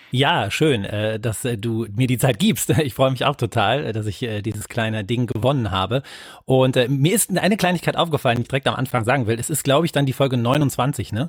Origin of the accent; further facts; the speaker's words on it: Wuppertal, North Rhine-Westphalia, Germany; meine Heimatstadt ist Wuppertal